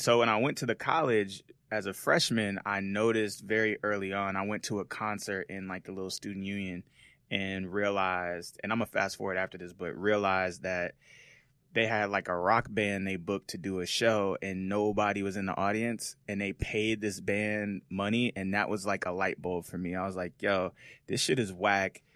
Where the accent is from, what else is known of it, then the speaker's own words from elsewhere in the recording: Las Vegas, Nevada, United States; moved away as an adult; also born or lived in Seattle, Washington / Los Angeles; I was born in Seattle, Washington, uh, raised in Las Vegas, Nevada.